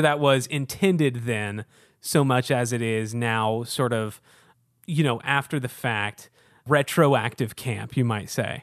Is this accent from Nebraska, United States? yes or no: no; Houston, Texas, United States; now in Chicago, United States; I'm from Houston